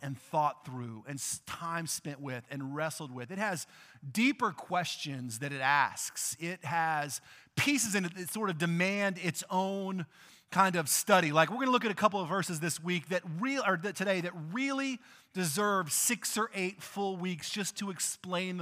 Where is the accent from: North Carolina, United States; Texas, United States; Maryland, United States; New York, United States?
Texas, United States; I grew up in Texas